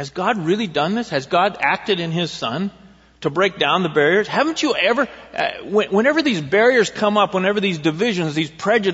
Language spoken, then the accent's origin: English; Eugene, Oregon, United States; also born or lived in Springfield, Oregon; I grew up in Eugene when I was young